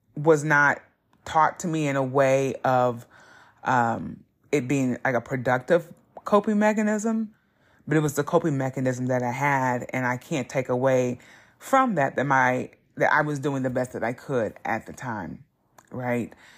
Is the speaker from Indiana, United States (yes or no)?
yes; Southern Indiana, United States; growing up in Southern Indiana wasn't easy being a black person